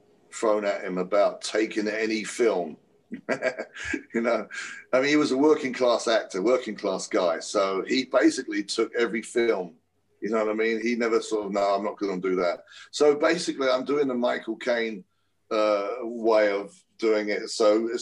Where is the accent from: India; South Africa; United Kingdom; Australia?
United Kingdom; England; moved away; We grew up in England